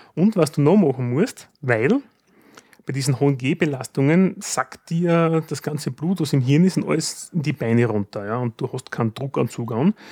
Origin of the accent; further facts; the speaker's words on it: Styria, Austria; bei uns in der Steiermark